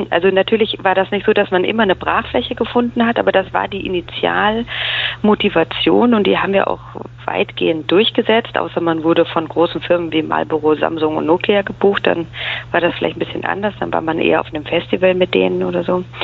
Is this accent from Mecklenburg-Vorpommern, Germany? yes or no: no; Munich, Bavaria, Germany; Ich bin aufgewachsen, geboren und aufgewachsen in München, in Bayern ähm, und bin nach dem Abitur zum Studieren nach äh, Berlin gegangen